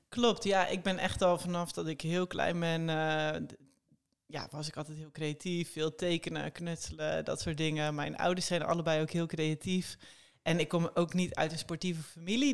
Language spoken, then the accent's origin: Dutch; Netherlands; als een Hollandse eh, tiener